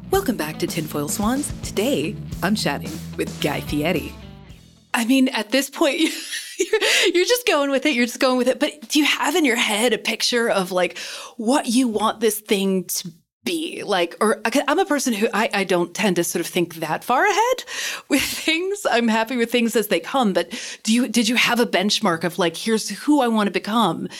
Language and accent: English; Kentucky, United States; I grew up in Kentucky